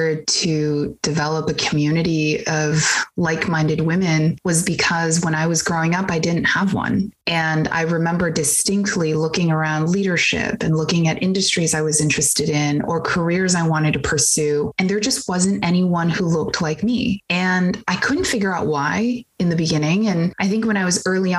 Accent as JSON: {"language": "English", "area": "Bay Area", "region": "California", "country": "United States", "tie": "born or raised there", "said": "I grew up in the Bay Area"}